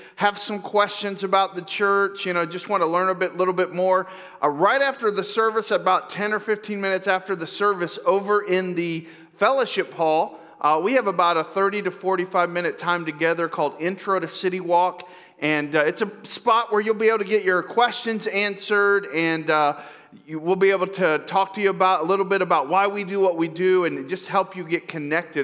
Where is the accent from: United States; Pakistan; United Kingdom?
United States; Lakeland, Florida; moved away; I grew up there at Central Florida, a little town called Lakeland